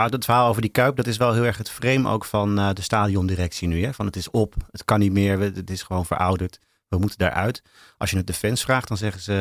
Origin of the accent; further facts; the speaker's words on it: Rotterdam, South Holland, Netherlands; born there; Ik ben notabene geboren in Rotterdam. Maar dat was oh. omdat het ziekenhuis uh, dichtbij was vanuit Hellevoetsluis, waar mijn ouders toen woonden.